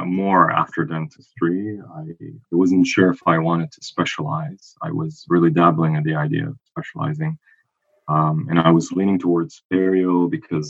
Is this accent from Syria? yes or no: yes; Syria; moved away; also born or lived in Ottawa, Canada; I'm originally from Syria